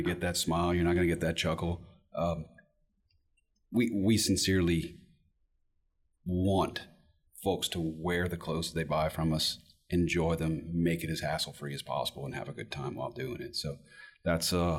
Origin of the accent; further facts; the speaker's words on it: a little town just south of Lafayette, Louisiana, United States; moved away as an adult; now in Shreveport, United States; I'm from a little town just south of Lafayette.